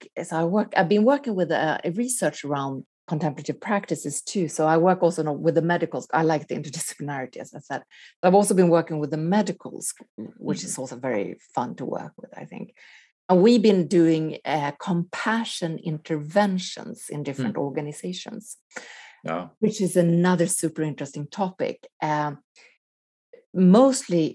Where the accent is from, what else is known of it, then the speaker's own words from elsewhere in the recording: Sweden; moved away as an adult; also born or lived in Quebec, Canada / Los Angeles, United States; growing up in Sweden